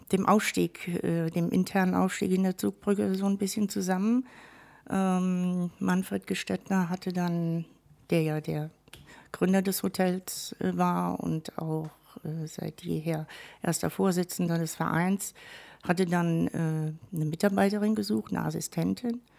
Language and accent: German; Westerburg, Rhineland-Palatinate, Germany; also born or lived in Wirges; Gebürtig bin ich ein echtes Wellermädchen in der Tat. {S1} Oh. Ähm, Wirges, gar nicht so weit weg. Mhm. Genau. Hat mich dann in jungen Jahren, hat meine Mutter uns dann in den höheren Westerwald äh, verschleppt, sozusagen, {S0} nach Westerburg.